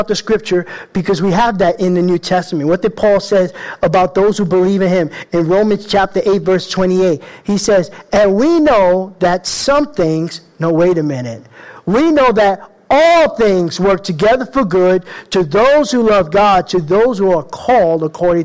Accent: New York City, New York, United States; I grew up in the Bronx, tough little guy.

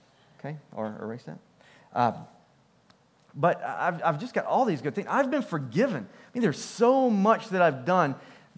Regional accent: United States; I'm American

